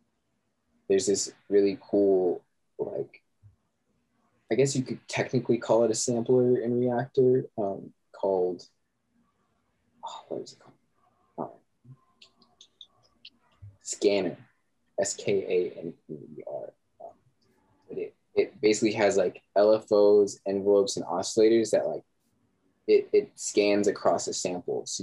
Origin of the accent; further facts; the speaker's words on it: Lubbock, Texas, United States; moved away; also born or lived in London / Arizona; I grew up in Lubbock, Texas, which is like, it's basically just a college town